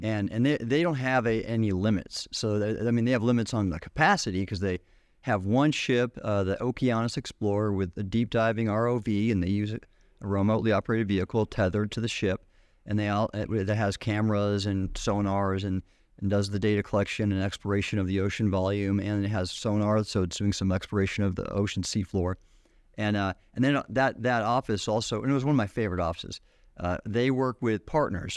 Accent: Southern California, United States; moved away; growing up in Southern California

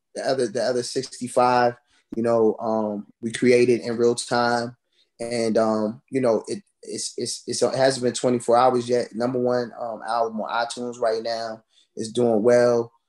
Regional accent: United States; also born or lived in Orange, New Jersey; I grew up here, you know, in the DMV area

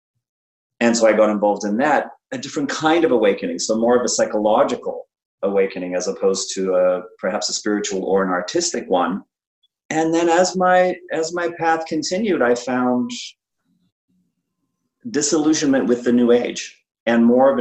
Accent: South Africa; I grew up in South Africa

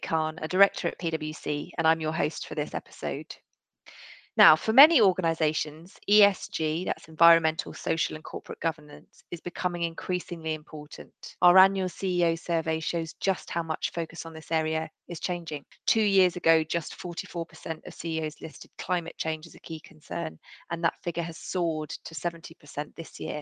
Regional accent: near Harpenden, Hertfordshire, East of England, United Kingdom; I grew up just down the road

